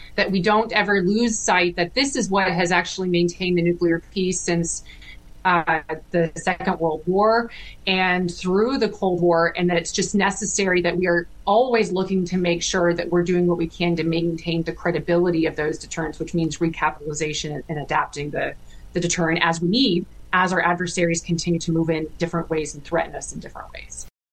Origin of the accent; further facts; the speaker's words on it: Fredericktown, Ohio, United States; I grew up in a small town in Ohio. Um, it's a farming town, um, small little town with two stoplights, and called Fredericktown, Ohio, in Knox County